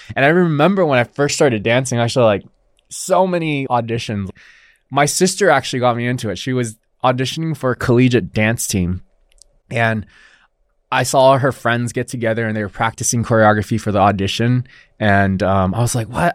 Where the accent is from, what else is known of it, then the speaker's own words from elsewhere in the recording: Los Alamitos, California, United States; first language Mandarin Chinese; English is a second language; also born or lived in Taiwan; I was born here in Los Alamitos, near Huntington Beach